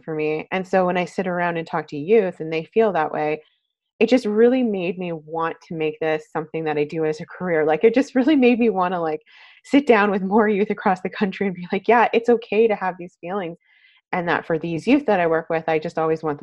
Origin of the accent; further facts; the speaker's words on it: Calgary, Alberta, Canada; now in Vancouver, Canada; I am originally from Calgary, Alberta, but I've been living in Vancouver for many, many years